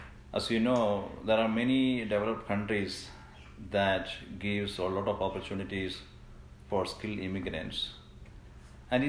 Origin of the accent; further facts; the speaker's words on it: India; also born or lived in Singapore; now in Canada; I'm originally from India, but before coming to Canada, I was already a landed immigrant in Singapore.